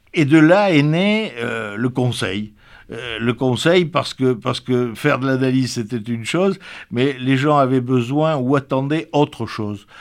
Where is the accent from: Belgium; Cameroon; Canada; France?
France; Pomerol, Nouvelle-Aquitaine; also born or lived in Libourne; je suis né à Pomerol, on peut dire, et j'ai grandi à Pomerol, et j'ai toujours, j'ai passé toute ma jeunesse à Pomerol